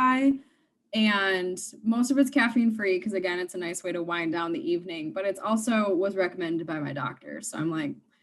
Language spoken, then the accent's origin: English; Milton, Wisconsin, United States; moved away as an adult; also born or lived in Janesville, Wisconsin; now in Milwaukee, United States; I am originally from Milton, Wisconsin. Not to be confused with Middleton. It is Milton. So it's near Janesville, Wisconsin. So I was actually born in Janesville, went to grade school in Janesville, made the huge move about 4 miles up the road to Milton